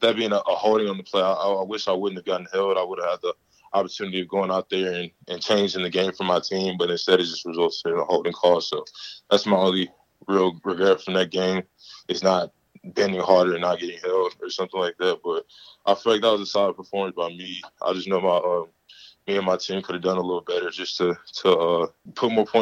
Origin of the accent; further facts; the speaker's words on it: Mobile, Alabama, United States; South Alabama because that's my hometown school